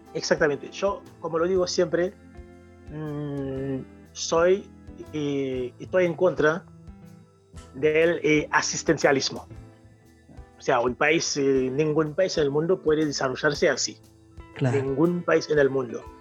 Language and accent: Spanish; Haiti; Spanish is a second language; now in Rosario, Argentina; soy haitiano, por digo siempre eh, haitiano 100%